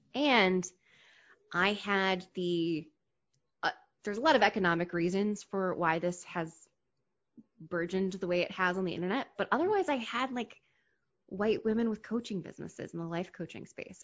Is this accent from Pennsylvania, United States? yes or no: yes; Hershey, Pennsylvania, United States; also born or lived in DC metro area; now in Washington, D.C. metro area, United States; I grew up in Hershey, Pennsylvania